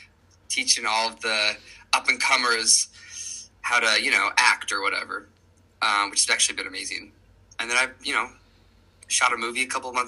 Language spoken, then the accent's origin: English; Utah, United States; now in New York City, United States; I am an actor. I'm from Utah. I live in New York City.